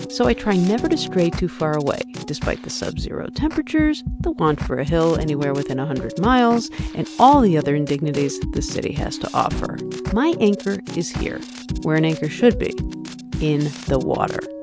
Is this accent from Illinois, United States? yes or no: yes; Chicago, Illinois, United States; growing up in Chicago